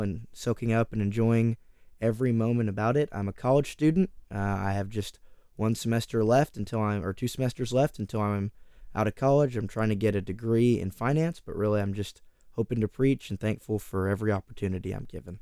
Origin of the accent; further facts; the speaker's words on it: Oakdale, California, United States; also born or lived in Texas; I come from Oakdale, California. I'm currently out here in Texas, but I am from California.